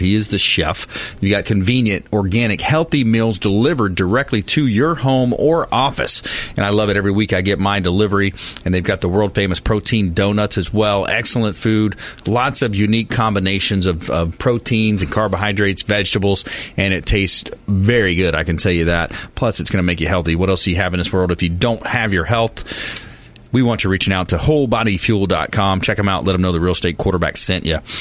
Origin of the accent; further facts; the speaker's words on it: South Florida, United States; I grew up in South Florida on a river